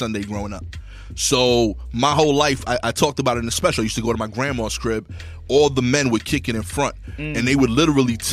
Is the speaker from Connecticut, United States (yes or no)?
no; New York City, New York, United States; accent: East New York; I didn't change up my accent. It's still real East New York. That's what I sound like, as I should. That's where I'm from